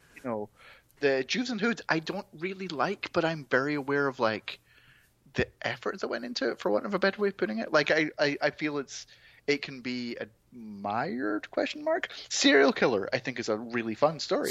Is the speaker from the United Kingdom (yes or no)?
yes; Scotland, United Kingdom; born or raised there